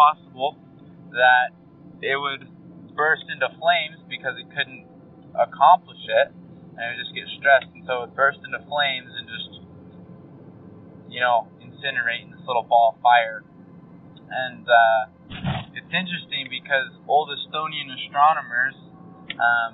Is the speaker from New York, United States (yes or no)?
no; North Carolina, United States; moved away as an adult; now in Utah, United States; I'm originally from North Carolina.